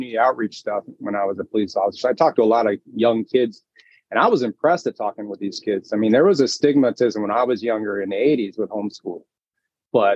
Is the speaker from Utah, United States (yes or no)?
no; Miami, Florida, United States; moved away; I grew up in Miami, big house, big dreams, you know, South Beach